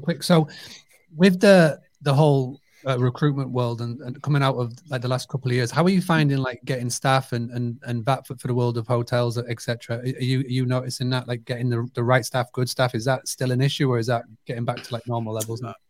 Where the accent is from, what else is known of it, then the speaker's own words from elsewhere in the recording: United Kingdom; I grew up on a two hundred acre farm stay business. So it's amazing to me as a British person